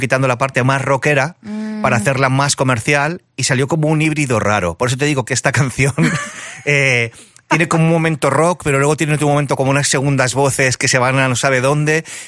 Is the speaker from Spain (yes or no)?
yes; Barcelona, Catalonia, Spain; also born or lived in Seville; yo me crié en Barcelona, pero mi familia es andaluz